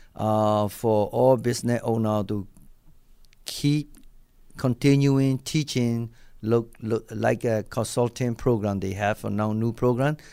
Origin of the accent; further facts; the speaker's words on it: Myanmar; English is a second language; moved away as an adult; also born or lived in Japan; now in Buffalo, United States; I'm originally came from Burma, you know, like, I'm Burmese guy